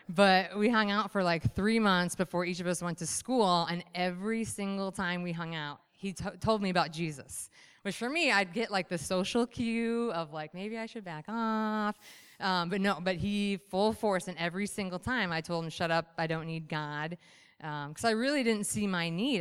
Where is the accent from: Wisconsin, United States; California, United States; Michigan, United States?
Michigan, United States; I was raised, born and raised in Michigan